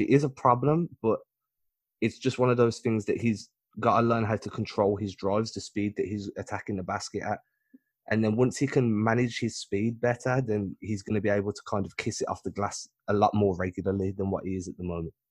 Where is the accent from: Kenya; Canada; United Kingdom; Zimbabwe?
United Kingdom; England; I'm not British, I'm English